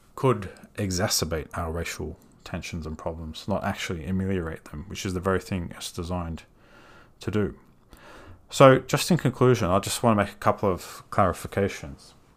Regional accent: Australia

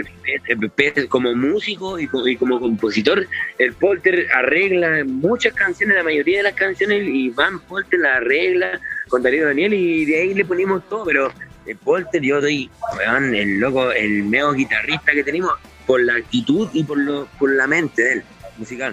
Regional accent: Ovalle, Coquimbo, Chile; Nosotros somos ovallinos

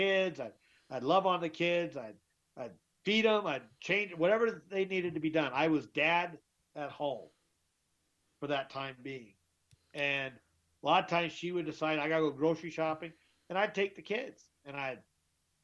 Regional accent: Twin Falls, Idaho, United States; also born or lived in Texas / Whittier, California / Southern California; We lived close when we were growing up in Twin Falls, Idaho, in the 70s and 80s

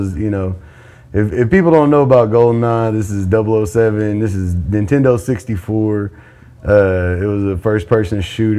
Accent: Anadarko, Oklahoma, United States; I grew up in Anadarko

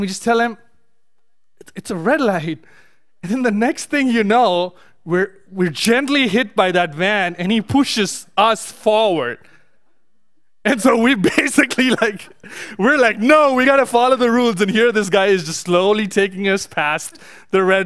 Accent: India; moved away; growing up in India

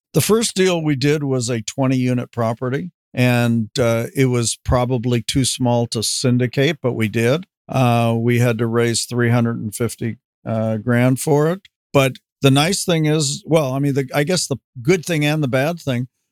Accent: Los Angeles, California, United States; also born or lived in Van Nuys; now in Camarillo, United States; I basically grew up in in West LA, at least from the fourth grade on

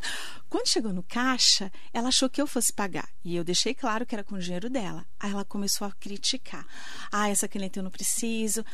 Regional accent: Itaquaquecetuba, São Paulo, Brazil; moved away as an adult; also born or lived in Mogi das Cruzes; now in São José dos Campos, Brazil; Eu sou lá de Itacoaquecetuba, meu pai vendedor, minha, meu pai é taxista, minha mãe vendedora

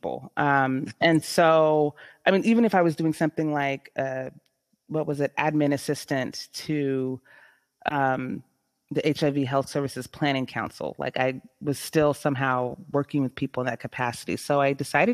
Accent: San Jose, California, United States; I am born and raised in San Jose, California

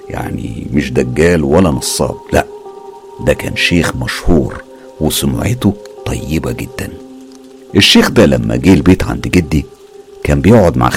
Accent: Aleppo, Aleppo Governorate, Syria; من سوريا وبالتحديد من حلب عمري دلوقتي 30 سنة

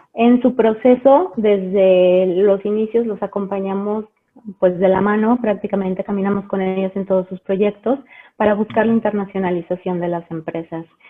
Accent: León, Guanajuato, Mexico; also born or lived in Mexico City; yo nací en la Ciudad de México hace 35 años. Eh, pero bueno, me vine muy chica a vivir aquí a la ciudad de León, Guanajuato, entonces soy leonesa y guanajuatense de corazón.

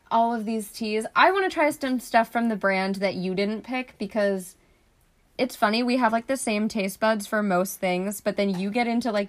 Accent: Flemington, New Jersey, United States; born or raised there; moved away as an adult

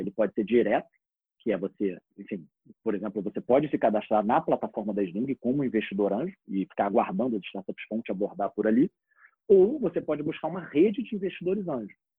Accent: Rio de Janeiro, Brazil; eu sou do Rio

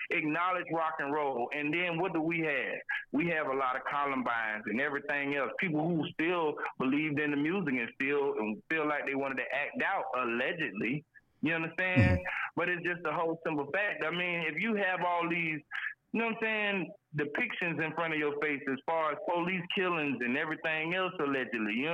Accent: Jacksonville, Florida, United States; I'm from Duval, Florida

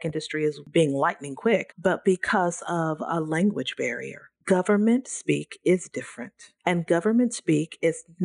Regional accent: Central Valley, California, United States; I'm born and raised in the Central Valley, and that's very near and dear to my heart.

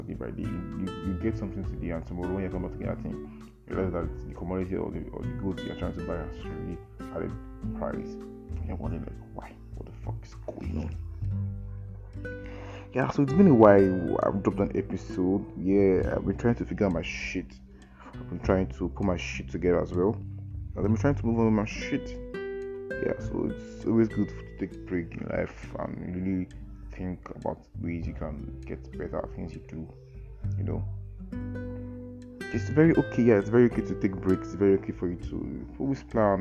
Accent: Nigeria; to live in Nigeria is not easy actually. To be a Nigerian, even as a Nigerian, it's not easy as well too

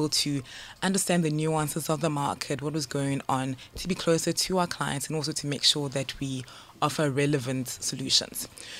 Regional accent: South Africa; moved away as an adult; now in Ghana; with the name …, definitely Ghanaian, but I grew up in SA.

